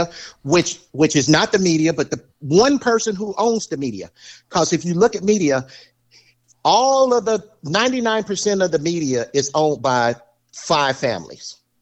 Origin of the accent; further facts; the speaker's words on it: the South, United States; I'm from the South